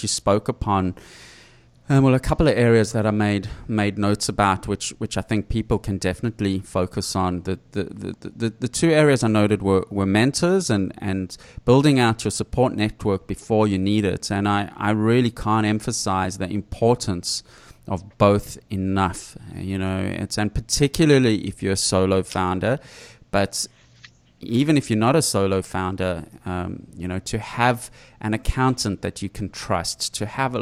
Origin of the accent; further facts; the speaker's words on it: South Africa; now in Australia; I grew up in South Africa